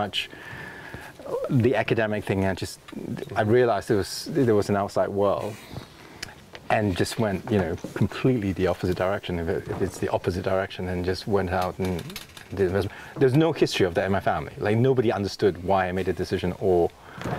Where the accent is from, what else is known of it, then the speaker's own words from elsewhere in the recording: Singapore; moved away as an adult; also born or lived in London, United Kingdom; now in Oregon, United States; So my father took this job in university in Singapore. And that's where I grew up, in the Nanyang University, in the university campus in Singapore.